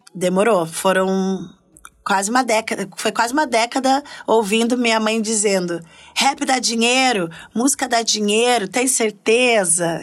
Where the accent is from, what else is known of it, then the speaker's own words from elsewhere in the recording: Curitiba, Paraná, Brazil; moved away as an adult; now in São Paulo, Brazil; Era eu sou do sul, né? Eu sou de Curitiba